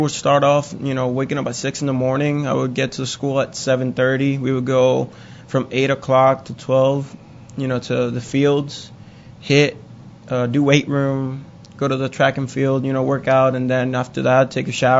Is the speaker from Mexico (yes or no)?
no; Puerto Rico; moved away as an adult; growing up in Puerto Rico, we have, you know, if you play baseball, you have one of the biggest heroes back home is Roberto Clemente